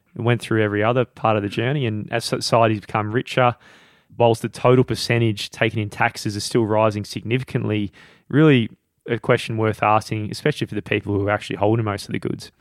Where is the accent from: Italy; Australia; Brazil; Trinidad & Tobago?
Australia; I'm Australian